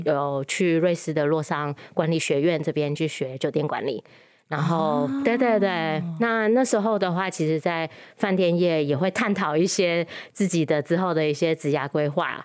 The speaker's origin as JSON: {"language": "Chinese", "region": "Penang", "country": "Malaysia", "tie": "born or raised there", "also_born_or_lived": "Taiwan / United States", "moved": "as an adult", "lives_now": "Kaohsiung, Taiwan", "said": "我在马来西亚长大"}